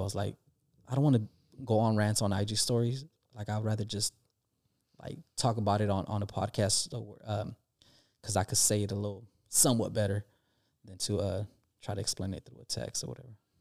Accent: California, United States; we're from California

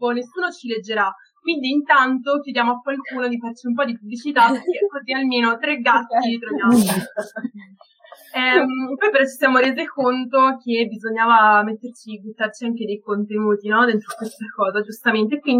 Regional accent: Florence, Tuscany, Italy; accent: Florentine

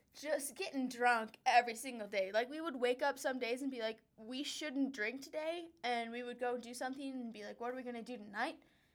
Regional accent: Wisconsin, United States; now in Denver, United States; where we come from, which happens to be the Wisconsin? Wonderful white state of Wisconsin.

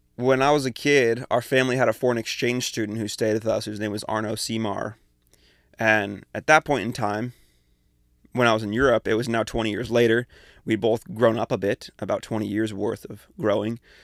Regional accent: Tri-Cities, Washington, United States; moved away as an adult; I'm from Eastern Washington, from the Tri-Cities.

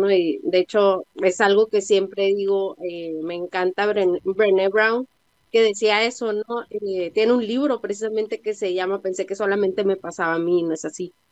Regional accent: Tijuana, Baja California, Mexico; soy de Tijuana.

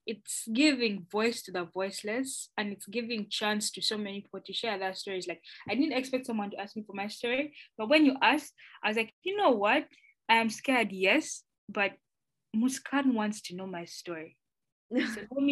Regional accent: Uganda; moved away as an adult; now in Canada; I'm from Uganda

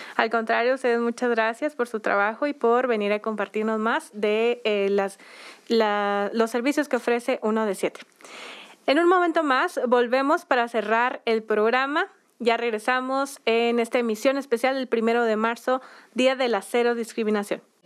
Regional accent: Mexico; somos mexicanas

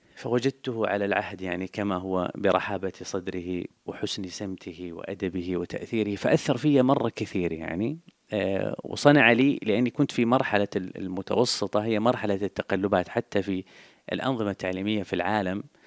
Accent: Jeddah, Makkah Province, Saudi Arabia; ولدت في الحجاز ونشأت في الحجاز تحديدا في حي في مدينة جدة اسمه حي الشرفية

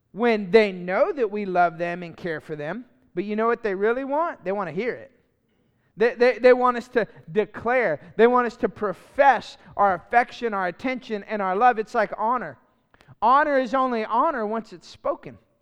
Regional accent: Lafayette, Louisiana, United States; moved away; I grew up in Lafayette where, uh, U L is at, the Raging Cajuns.

